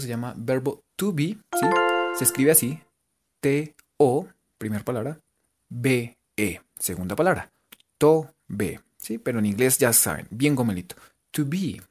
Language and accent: Spanish; Colombia; por lo menos en Gachancipa en radio, somos de Colombia